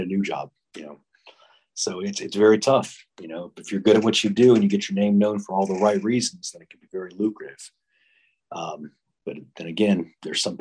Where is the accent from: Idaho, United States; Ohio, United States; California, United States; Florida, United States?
Florida, United States; born or raised there